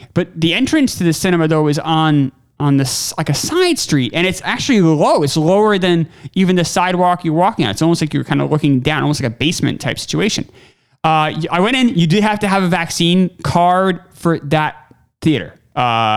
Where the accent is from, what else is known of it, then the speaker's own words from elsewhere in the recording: New York, United States; moved away; I grew up in New York